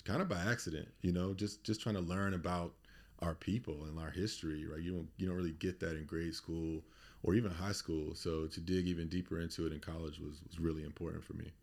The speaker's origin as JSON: {"language": "English", "town": "Durham", "region": "North Carolina", "country": "United States", "tie": "born or raised there", "also_born_or_lived": "Indianapolis", "moved": "as an adult", "lives_now": "Baltimore, United States", "said": "so I'm originally from Durham, North Carolina. grew up there in the eighties and nineties."}